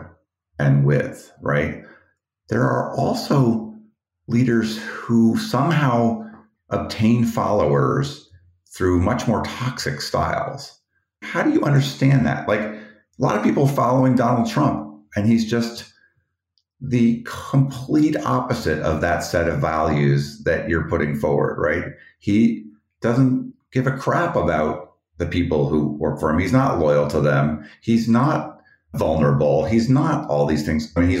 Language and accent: English; Colorado, United States; I grew up in Colorado